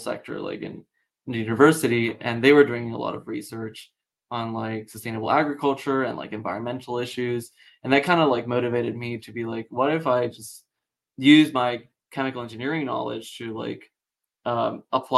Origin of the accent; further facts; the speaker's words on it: Puerto Rico; moved away as an adult; now in Pittsburgh, United States; I'm originally from Puerto Rico